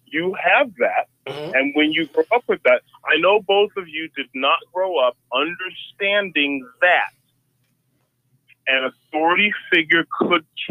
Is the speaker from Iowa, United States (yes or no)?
yes; Ottumwa, Iowa, United States; born or raised there